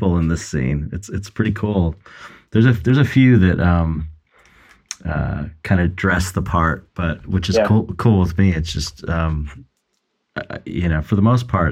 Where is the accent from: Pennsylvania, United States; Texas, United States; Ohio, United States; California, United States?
California, United States; Los Angeles; I'm like from Pedro and I'm just like this come from a longshoreman town